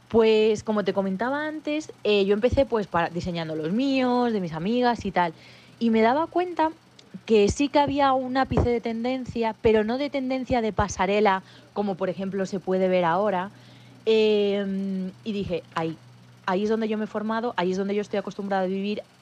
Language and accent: Spanish; Madrid, Community of Madrid, Spain; yo siempre digo que soy madrileña de nacimiento y sevillana de corazón. Tengo el gran lujo de tener sangre sevillana por mis venas. Eh, gracias a la familia de mi madre